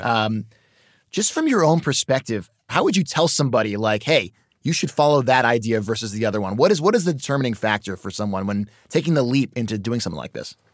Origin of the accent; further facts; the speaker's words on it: Los Angeles, California, United States; I'm from Los Angeles